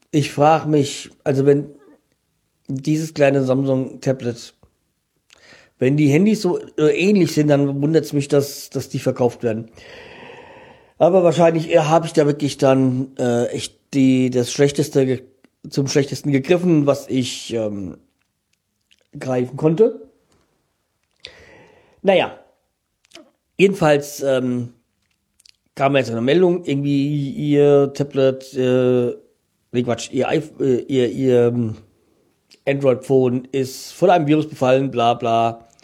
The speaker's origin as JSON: {"language": "German", "town": "Frankfurt", "region": "Hesse", "country": "Germany", "said": "ich kenne Landsberg vom Eishockey, weil als Frankfurter kennt man das, äh, kennt man Landsberg"}